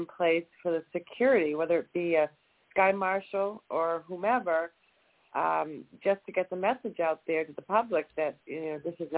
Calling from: Jacksonville, Florida, United States; I am calling from Jacksonville, Florida.

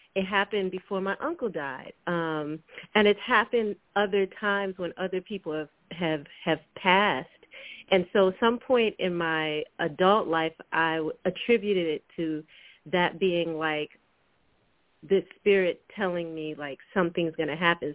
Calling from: Washington, District of Columbia, United States; I'm calling from Washington, D.C.

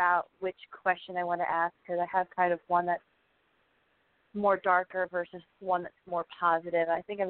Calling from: Pennsylvania, United States; I'm from Pennsylvania.

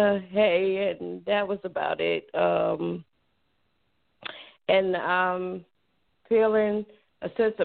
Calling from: Atlanta, Georgia, United States; Atlanta, Georgia.

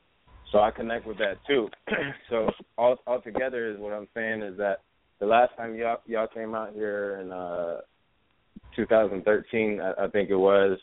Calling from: California, United States; I feel like me personally, I'm listening from California, like, but not even Los Angeles. I'm like an hour away from Los Angeles. You know what I mean? So this is what you call the Inland Empire.

